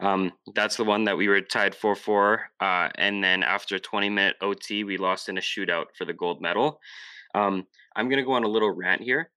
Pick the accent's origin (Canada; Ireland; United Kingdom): Canada; being a Canadian